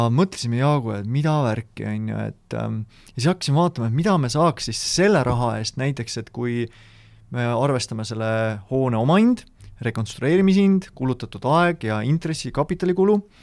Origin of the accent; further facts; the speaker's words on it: South Estonia, Estonia; Lõuna-Eesti poisina